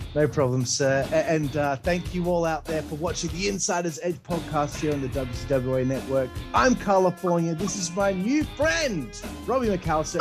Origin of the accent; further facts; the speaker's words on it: Australia; I'm Australian